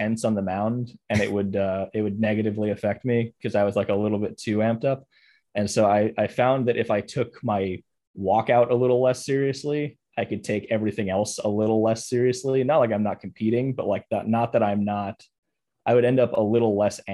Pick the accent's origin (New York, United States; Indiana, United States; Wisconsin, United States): New York, United States; New York City; I'm from New York City.